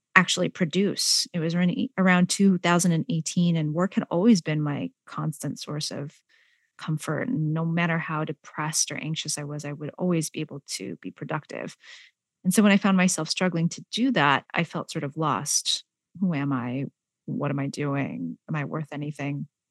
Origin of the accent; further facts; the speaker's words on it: San Jose, California, United States; also born or lived in Malaysia; I am an immigrant from Malaysia. I grew up in San Jose, California